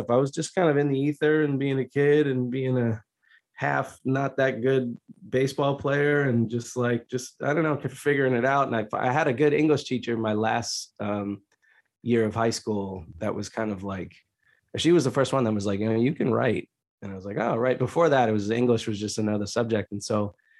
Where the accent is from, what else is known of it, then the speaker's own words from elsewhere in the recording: suburbs north of Boston, Massachusetts, United States; I grew up in a pretty cushy suburb section north of Boston